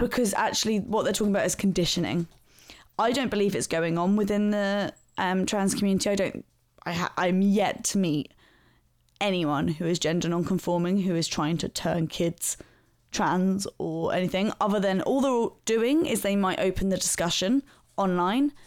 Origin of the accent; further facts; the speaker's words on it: London, United Kingdom; my hometown, which is South London